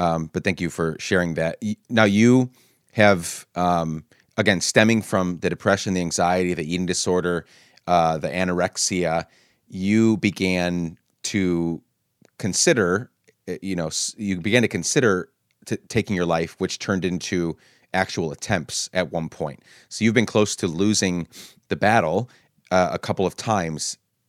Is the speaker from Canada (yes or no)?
no; Guatemala; also born or lived in Honduras; now in United States; you said coming back to the U.S., we grew up in Guatemala and Honduras. Our family moved there when we were younger